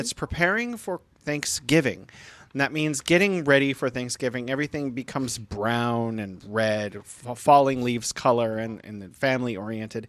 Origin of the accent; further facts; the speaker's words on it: United States; now in Beijing, China; I was an American in America